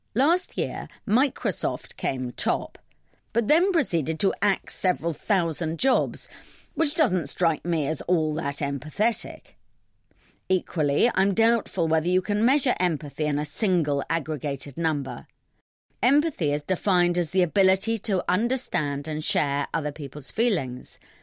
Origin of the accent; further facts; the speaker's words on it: London, United Kingdom; I'm a Londoner